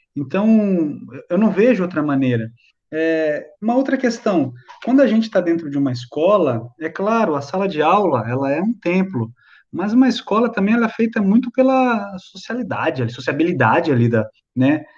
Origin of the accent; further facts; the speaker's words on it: Brazil; nós somos brasileiros